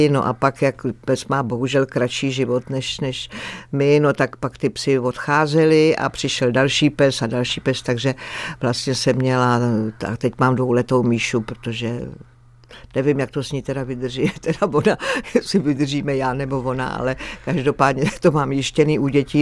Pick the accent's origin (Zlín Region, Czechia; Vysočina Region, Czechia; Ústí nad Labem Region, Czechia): Ústí nad Labem Region, Czechia; Skalice; já jsem vyrostla v té skalici u Litoměřic